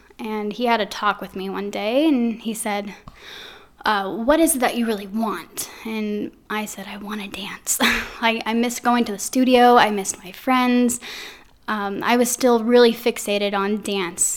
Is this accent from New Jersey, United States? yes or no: no; Anaheim, California, United States; now in Quad Cities, United States; originally, I'm from Anaheim, California.